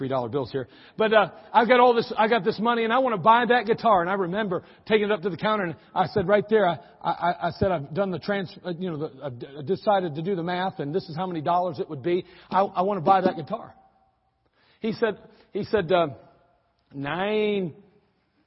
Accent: United States; also born or lived in Germany; There I was as an American

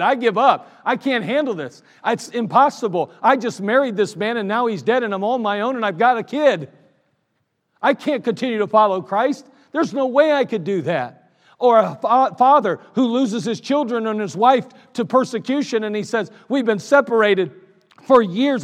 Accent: United States; I'm still proud to be an American

